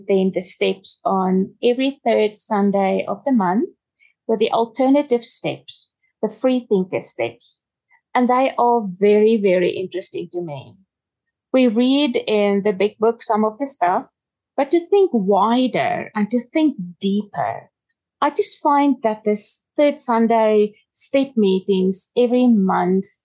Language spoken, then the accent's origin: English; Pretoria, Gauteng, South Africa; I am from Pretoria in South Africa.